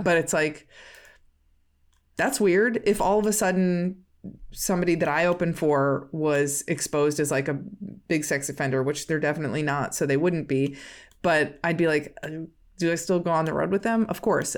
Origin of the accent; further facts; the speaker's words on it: Midwest, United States; We're both from the Midwest